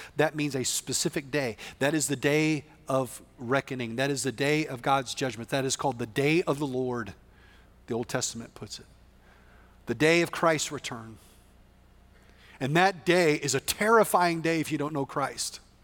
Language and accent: English; West Texas, United States; I'm from West Texas, which is very different